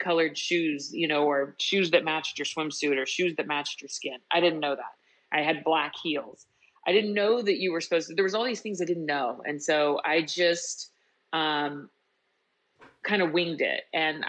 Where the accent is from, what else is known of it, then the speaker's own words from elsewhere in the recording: Kansas City, United States; I grew up in outside of Kansas City